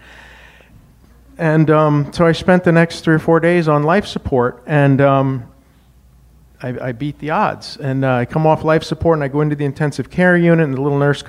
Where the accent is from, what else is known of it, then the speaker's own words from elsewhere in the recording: Wyoming, United States; moved away; I grew up in Wyoming